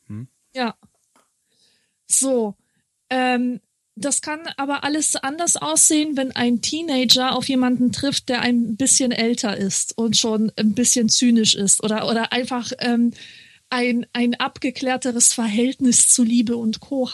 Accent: Marburg, Hesse, Germany; moved away; ich komme ja aus Marburg, also da ja. habe ich ja gewohnt

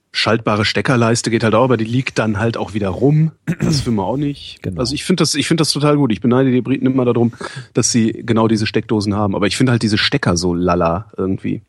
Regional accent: Cologne, North Rhine-Westphalia, Germany; moved away; In Köln geht es mir ja auch so in meiner, in meiner alten Heimatstadt oder Geburtsstadt

